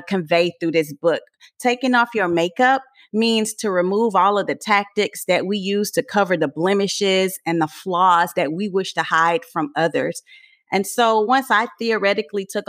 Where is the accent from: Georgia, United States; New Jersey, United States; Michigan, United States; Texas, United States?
Texas, United States; Port Arthur; moved away; also born or lived in Louisiana / Florida / New York; I am originally from Port Arthur, Texas